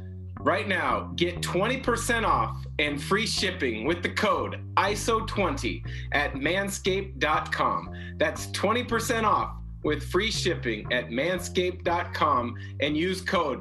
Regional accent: Portland, Oregon, United States; now in Spokane, United States; I grew up in the Portland area, so rain doesn't bother me. I live in Spokane now.

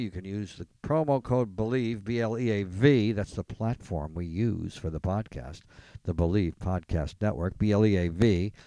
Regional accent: Elmira, New York, United States; growing up in Elmira, New York

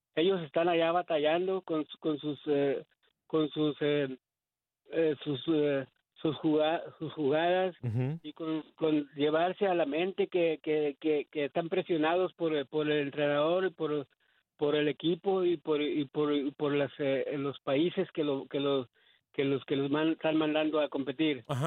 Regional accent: Mexico; yo soy mexicano

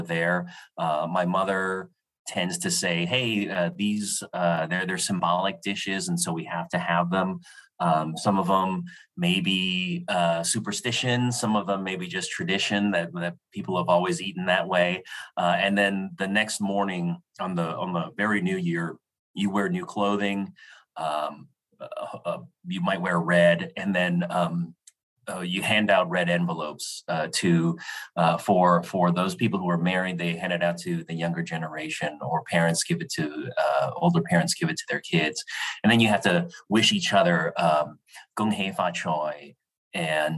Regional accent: Los Angeles, California, United States; I was born in the Los Angeles area in the early 1970s

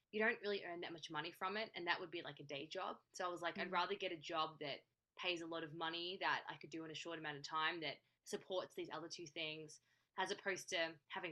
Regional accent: Australia; now in Los Angeles, United States; I'm based in LA. I'm from Australia.

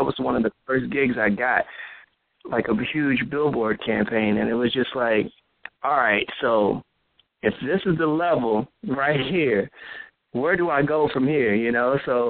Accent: Midwest, United States; I mean, I'm from the Midwest, so, you know, I have the country vibe, country boy, and then I've been in the city for so long that I've adapted to the customs up here.

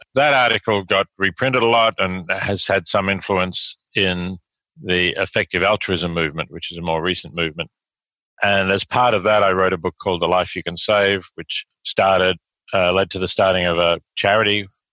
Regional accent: Australia; accent: Australian; moved away as an adult; also born or lived in Oxford, United Kingdom / New York, United States; now in Princeton, United States; As your listeners can probably tell from my accent, I'm Australian by background. I grew up in Australia

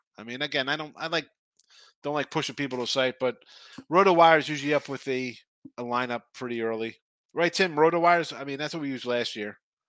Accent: New Jersey, United States; I'm from Jersey

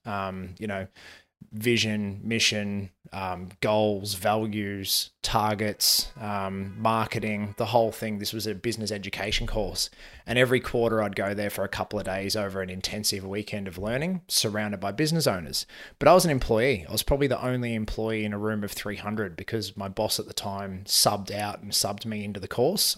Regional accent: Melbourne, Victoria, Australia; grew up in the southeast suburbs of, uh, Melbourne, so out in Endeavour Hills

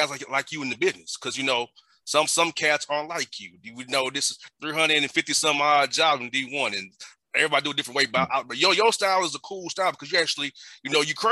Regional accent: Atlanta, Georgia, United States; I grew up in Atlanta, not so good part of town.

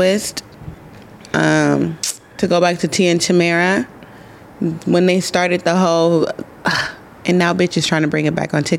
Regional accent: Midwest, United States; I'm from the Midwest.

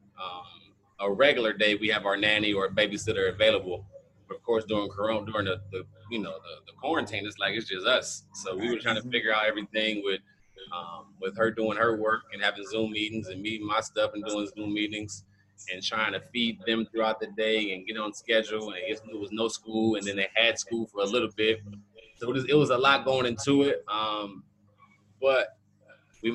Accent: Cleveland, Ohio, United States; also born or lived in Kent, Ohio; Cleveland, Ohio, born and raised

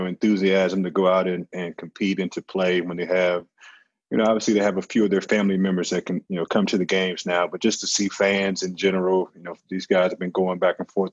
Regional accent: St. Louis, Missouri, United States; I'm obviously from St. Louis

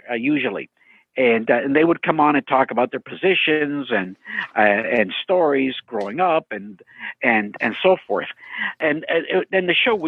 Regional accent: London, Ontario, Canada; now in San Diego, United States; I was born in London, Ontario, and born to Greek immigrant parents. And about 1969, I immigrated to San Diego with my parents

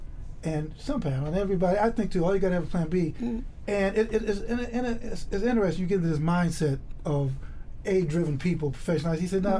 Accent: Chicago, Illinois, United States; I grew up in the South Side of Chicago.

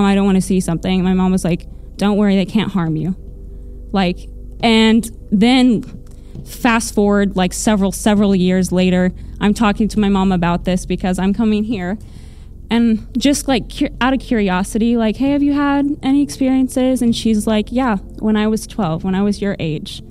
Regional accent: Springfield, Missouri, United States; you guys were coming to my hometown, and I was like, what? Me? My hometown?

